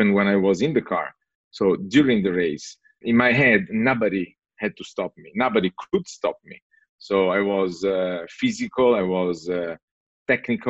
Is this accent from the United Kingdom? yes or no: no; Italy; moved away; also born or lived in San Francisco; when I went back to Italy, I had the opportunity to try a car in my hometown